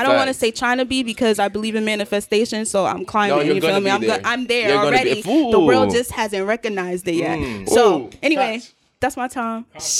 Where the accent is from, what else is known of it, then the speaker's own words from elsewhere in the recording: Springfield, Massachusetts, United States; so I'm from Springfield, Massachusetts.